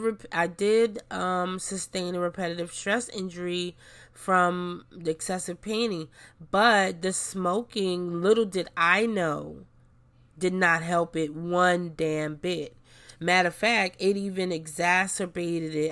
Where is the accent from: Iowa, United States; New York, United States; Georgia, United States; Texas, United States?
New York, United States; New York City; I grew up in New York City